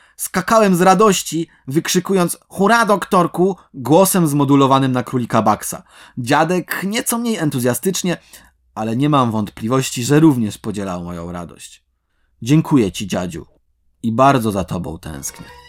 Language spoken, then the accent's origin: Polish; Końskie, Świętokrzyskie Voivodeship, Poland; moje rodzinne miasto końskie